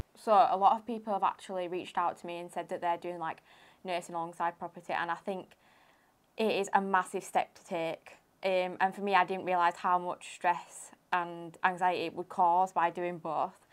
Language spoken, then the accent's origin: English; Huddersfield, Yorkshire and the Humber, United Kingdom; I'm from Huddersfield.